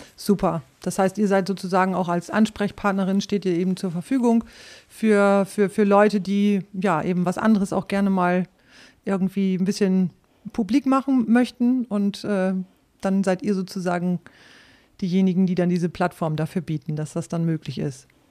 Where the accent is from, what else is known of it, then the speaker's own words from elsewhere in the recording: Rhauderfehn, Lower Saxony, Germany; moved away as an adult; also born or lived in Osnabrück; ich stamme aus Ostfriesland